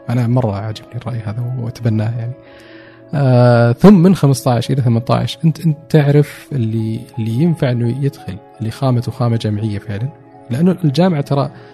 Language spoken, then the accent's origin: Arabic; Saudi Arabia; also born or lived in Dubai; now in Riyadh, Saudi Arabia; اني سعودي